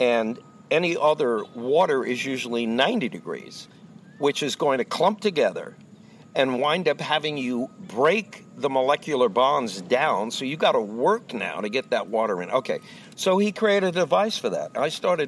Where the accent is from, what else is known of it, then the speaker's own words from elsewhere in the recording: Long Island, New York, United States; also born or lived in Amityville, New York; I grew up in Long Island, New York